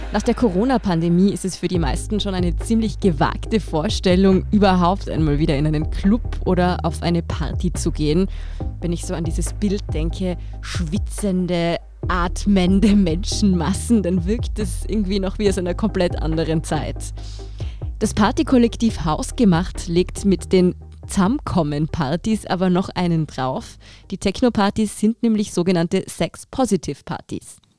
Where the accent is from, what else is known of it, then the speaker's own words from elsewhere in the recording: Tyrol, Austria; now in Vienna, Austria; ich komme selber aus Tirol